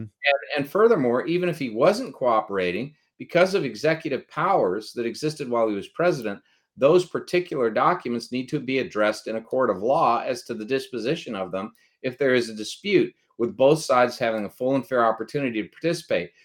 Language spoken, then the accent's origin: English; United States; we're Americans